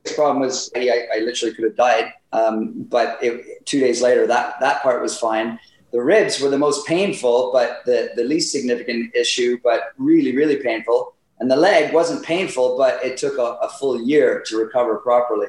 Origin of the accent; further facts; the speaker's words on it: Ottawa, Ontario, Canada; now in Whistler, Canada; I grew up in Ottawa, so that's where I started playing